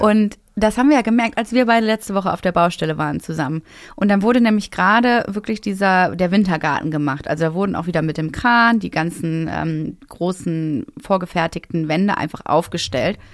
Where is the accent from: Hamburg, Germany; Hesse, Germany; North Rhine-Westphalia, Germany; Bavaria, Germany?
North Rhine-Westphalia, Germany; Essen; also born or lived in Cologne; now in Berlin, Germany; in meine alte Heimat. Ich komme ja aus Essen ursprünglich